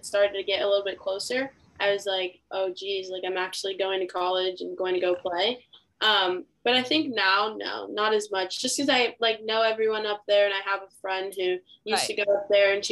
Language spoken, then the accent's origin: English; Inglewood, California, United States; I'm from LA, California